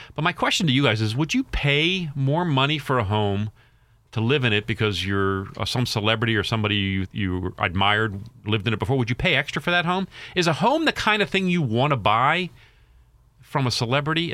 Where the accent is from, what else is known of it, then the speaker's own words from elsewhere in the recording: Baltimore, Maryland, United States; I'm from Baltimore.